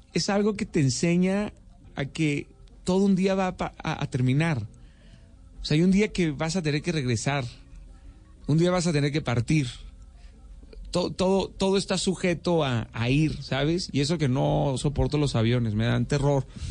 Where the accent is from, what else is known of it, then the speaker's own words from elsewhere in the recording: Mexico; en México estamos acostumbrados así para servirle